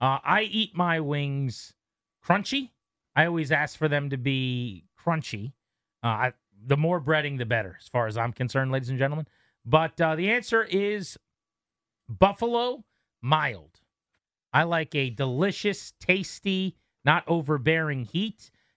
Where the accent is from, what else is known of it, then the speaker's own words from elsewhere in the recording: Virginia, United States; I'm from Virginia.